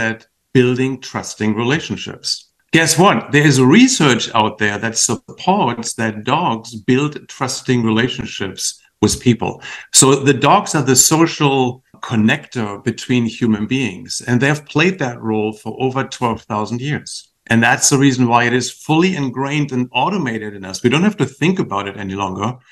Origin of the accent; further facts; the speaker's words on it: Achim-Baden, Lower Saxony, Germany; moved away; a little town called Baden, which it's close to Bremen and Hamburg